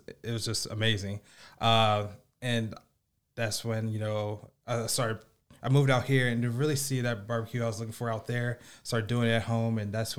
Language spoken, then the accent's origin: English; Niles, Michigan, United States; moved away as an adult; also born or lived in Kansas City; now in South Bend, United States; I grew up in Niles, lived around Midwest, and moved here about 6-7 years ago myself.